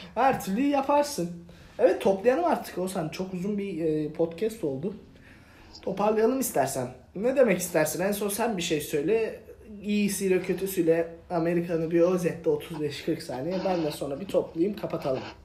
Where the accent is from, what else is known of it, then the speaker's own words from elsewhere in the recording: Ereğli, Zonguldak, Turkey; moved away as an adult; also born or lived in Adana / New York / Sakarya; now in United States; Ereğli'de Zonguldak Ereğli'de büyüdüm ben